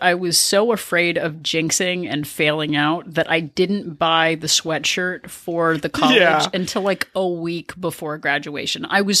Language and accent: English; Denmark; born there; Well, I was born in Denmark, so it's probably had something to do with me. Have I told you I was born overseas?